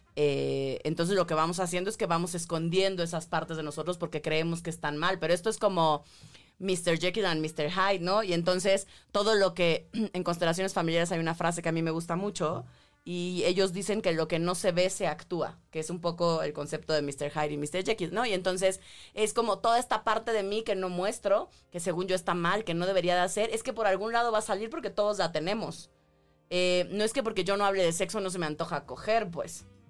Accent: Tabasco, Mexico; yo crecí en Tabasco

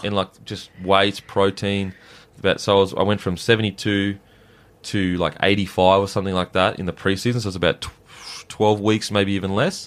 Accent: Gold Coast, Queensland, Australia; I'm from the Gold Coast

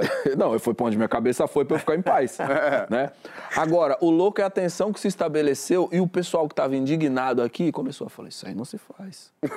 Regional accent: São Paulo, Brazil; Eu sou de São Paulo

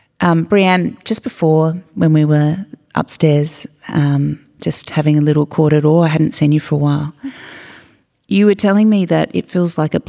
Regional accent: Australia; for a long time I grew up identifying as an Australian, right, with really no idea, such a disembodied experience of like where I'd come from or who my people were.

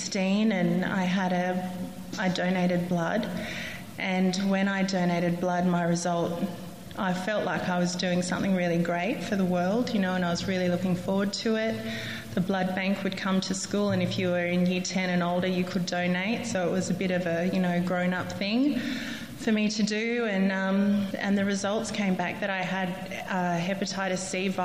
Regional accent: Central Coast, New South Wales, Australia; now in Canberra, Australia; I grew up on the Central Coast.

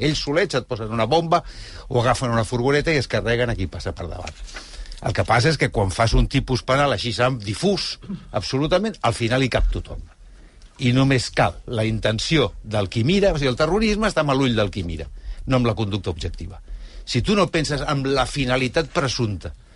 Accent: Spain; com a espanyol

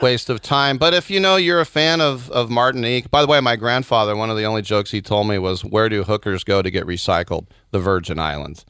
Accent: United States; I'm German American

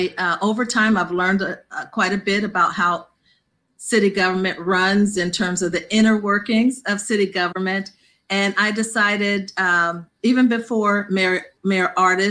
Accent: Peoria, Illinois, United States; I'm a Southside alumni because I grew up on the South Side and now I live on the North Side, the furthest, you know, to the north of Peoria

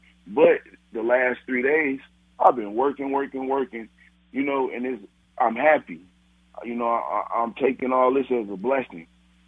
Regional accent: Gary, Indiana, United States; We're originally from Gary, Indiana. We moved here because of violence and stuff.

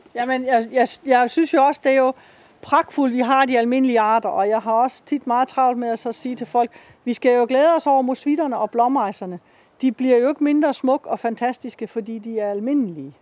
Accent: Denmark; det, vi har herhjemme i Danmark

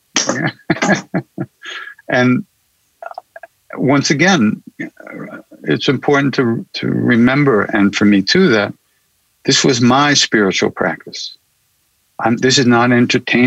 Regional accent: Long Island, New York, United States; also born or lived in India; I'm a kid from Long Island, New York

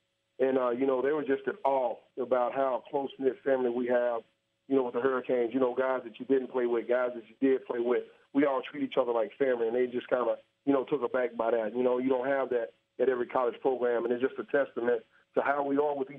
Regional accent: East Texas, United States; I grew up in East Texas.

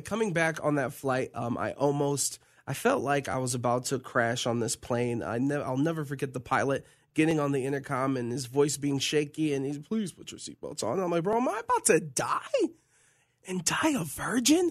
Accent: Tampa, Florida, United States; growing up in Tampa, Florida, around the lake and being chased by an alligator

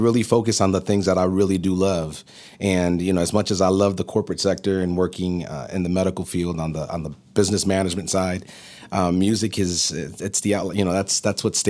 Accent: upstate New York, United States; moved away as an adult; now in Atlanta, United States; Grew up in upstate New York

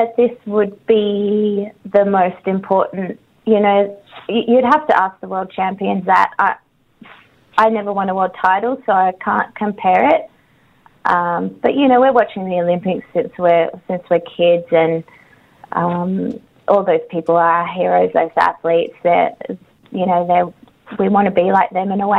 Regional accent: Australia; I am Australian and I love my country

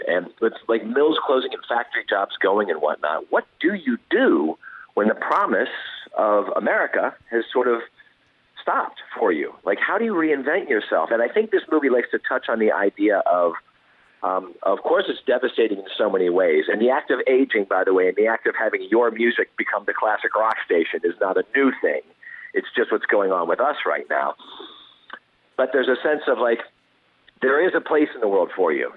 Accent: Pennsylvania, United States; now in California, United States; I, I grew up in Pennsylvania

